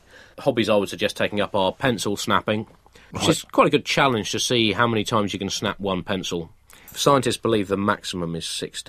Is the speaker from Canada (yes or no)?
no; United Kingdom; it's well known that there is no such thing as a British accent. We just talk. The rest of the world has accents.